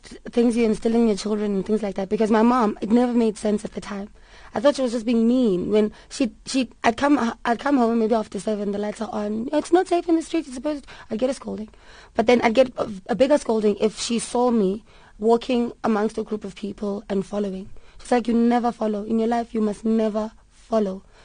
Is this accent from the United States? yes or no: no; Port Elizabeth, Eastern Cape, South Africa; moved away as an adult; also born or lived in Durban; I grew up in Port Elizabeth, and my mom put me on stage from when I was 6 months